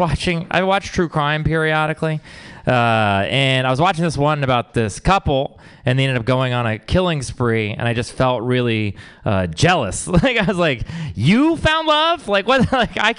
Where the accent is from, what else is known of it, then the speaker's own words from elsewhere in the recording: Texas, United States; I'm from Texas.